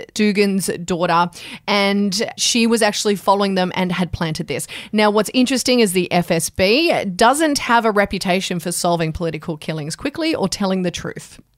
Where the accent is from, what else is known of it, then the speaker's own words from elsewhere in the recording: Canberra, Australian Capital Territory, Australia; I grew up in Canberra